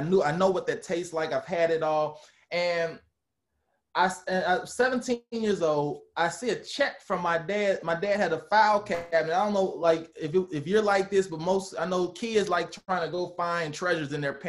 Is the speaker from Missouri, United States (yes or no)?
yes; St. Louis, Missouri, United States; Like, part of the reason I left St. Louis was so that I could just venture out and kind of be on my own.